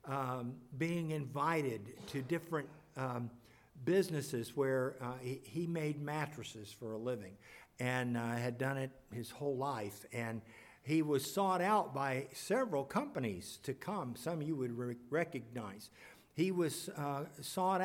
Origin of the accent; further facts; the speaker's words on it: Kansas City, United States; moved away; also born or lived in Lebanon, Missouri; We grew up in Kansas City, but ended up in Lebanon, Missouri